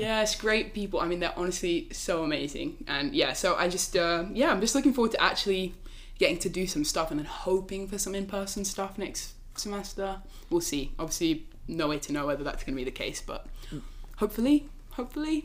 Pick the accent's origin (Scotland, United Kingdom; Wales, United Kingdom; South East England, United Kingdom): South East England, United Kingdom; Oxford; moved away as an adult; now in Princeton, United States; I'm from Oxford in England